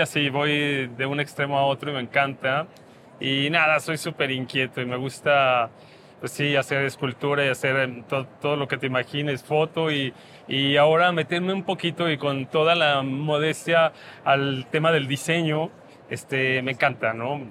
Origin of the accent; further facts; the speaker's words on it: Michoacán, Mexico; en Michoacán en mi pueblo